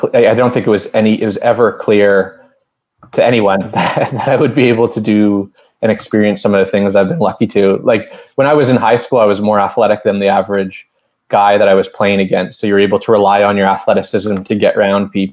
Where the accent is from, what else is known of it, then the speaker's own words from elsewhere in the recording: Calgary, Alberta, Canada; also born or lived in Toronto; I grew up in Calgary, close to the Rockies